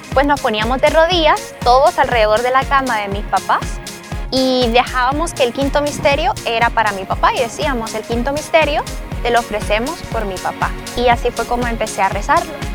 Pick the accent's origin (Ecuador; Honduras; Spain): Honduras; tengo 28 años y soy de Honduras.